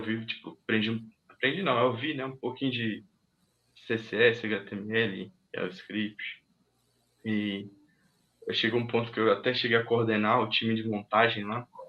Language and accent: Portuguese; Minas Gerais, Brazil; now in Arujá, Brazil; Mas eu fui criado lá em Minas Gerais. Né? Meus pais são de lá. Aí eu cresci lá.